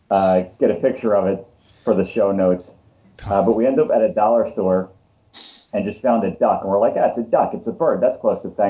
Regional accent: Philadelphia, Pennsylvania, United States; growing up in Philadelphia, yards weren't really that big

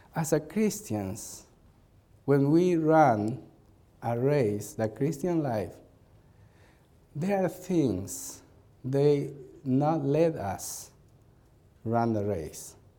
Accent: Peru; English is a second language; we came from Peru to Chicago, Illinois

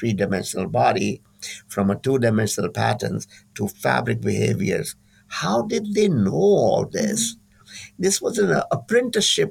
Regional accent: India; now in California, United States; I'm from India

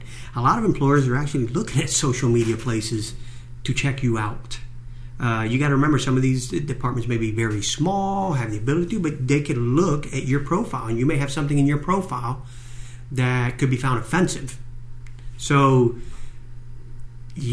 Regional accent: Cuba; moved away; I'm Cuban. I was born in Cuba

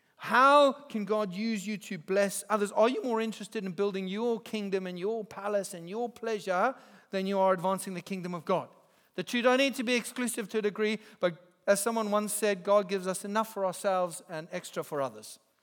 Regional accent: Zimbabwe; moved away as an adult; now in England; I grew up in Zimbabwe

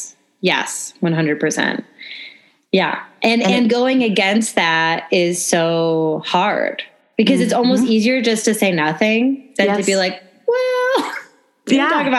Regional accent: the North, United States; now in Nashville, United States; growing up in the North, not that there aren't religious people in the North, but like I've only really been introduced to purity culture since I've been living in the South.

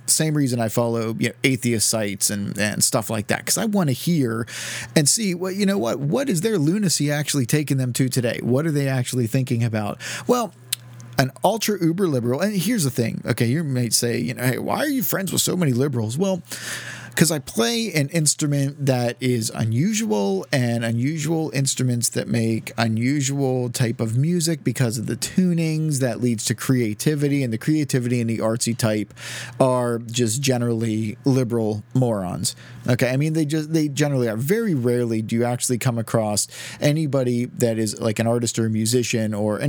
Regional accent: Southern United States, United States; and I'm from the South, and I'm a godless atheist, redneck, liberal, and stuff.

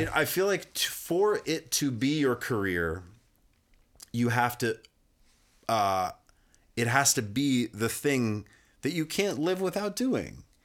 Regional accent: Kalispell, Montana, United States; moved away; I grew up in Kalispell, which is like the northwest corner, about forty-five minutes away from Glacier Park.

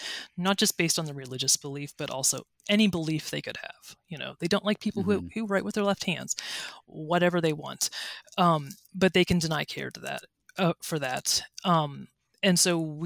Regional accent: Ellwood City, Pennsylvania, United States; now in Tallahassee, United States; I'm from Beaver County, Pennsylvania, a little town called Elwood City.

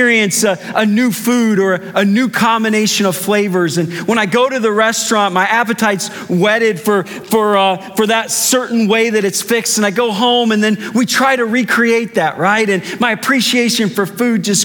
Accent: Cardinal country, Midwest, United States; I grew up in Cardinal country

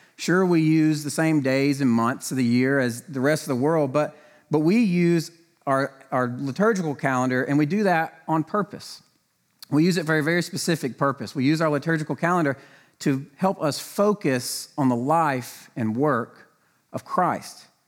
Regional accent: the South, United States; I grew up in the South

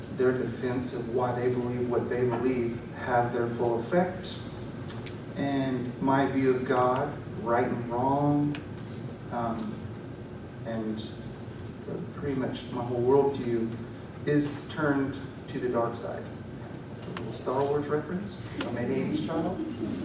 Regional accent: Newton, United States; I was born and raised here in Newton, went to all my school here in Newton.

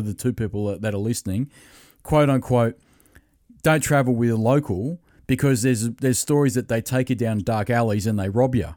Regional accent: Australia; I'm Australian

